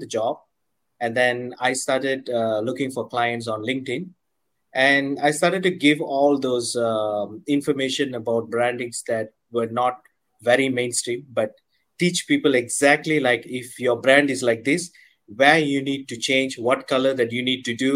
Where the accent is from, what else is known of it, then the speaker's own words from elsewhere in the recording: Malaysia; I'm from Malaysia